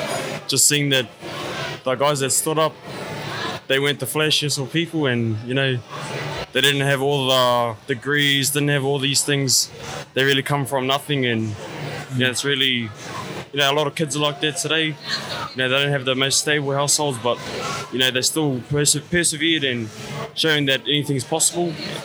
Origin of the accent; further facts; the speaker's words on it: New Zealand; from Te Araro, head boy of Te Waho o Rere Kohu